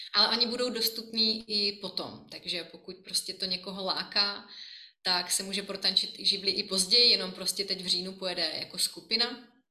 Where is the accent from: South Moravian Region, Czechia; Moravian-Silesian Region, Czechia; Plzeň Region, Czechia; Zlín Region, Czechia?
South Moravian Region, Czechia; Brno; moved away as an adult; now in Prague, Czech Republic; já jsem Brňačka